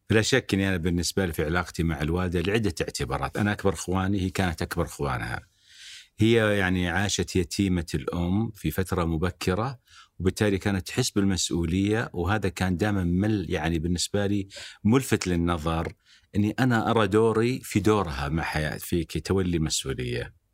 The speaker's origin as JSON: {"language": "Arabic", "country": "Algeria", "tie": "born there", "also_born_or_lived": "Lebanon / United States", "said": "ولدت في الجزائر بعدين درست بدايه الابتدائي في لبنان الى ان انهينا الابتدائي في امريكا"}